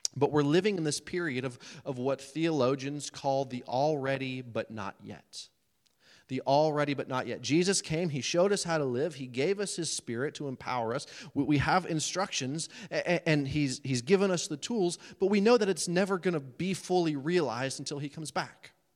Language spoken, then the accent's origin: English; United States; as American preachers, and I'm one of them